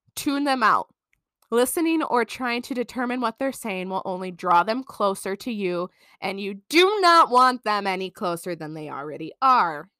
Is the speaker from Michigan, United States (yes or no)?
yes; Michigan, United States; we're from Michigan